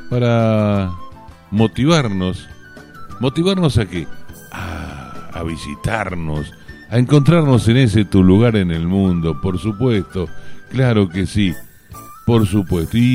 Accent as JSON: {"language": "Spanish", "region": "southwest Buenos Aires Province", "country": "Argentina", "said": "orgulloso de ser habitante de este suroeste bonaerense, pero más orgulloso y con todo amor les digo que yo soy y me siento argentino. Por eso nunca olvido mi raíz."}